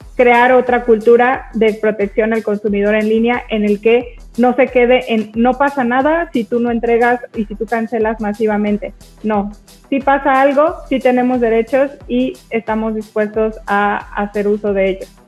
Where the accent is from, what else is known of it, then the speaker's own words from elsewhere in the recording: Mexico; yo soy mexicana